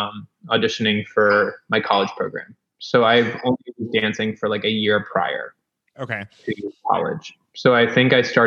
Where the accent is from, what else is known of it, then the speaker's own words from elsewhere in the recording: Iowa, United States; also born or lived in Skokie, Illinois; now in New York City, United States; My dad lost his job. We moved to Iowa, and then I moved there when I was three